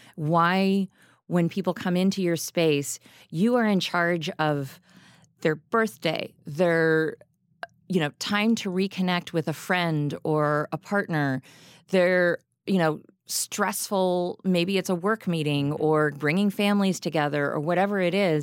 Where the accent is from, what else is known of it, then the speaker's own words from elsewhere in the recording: Lexington, Kentucky, United States; now in Chicago, United States; I grew up in Kentucky.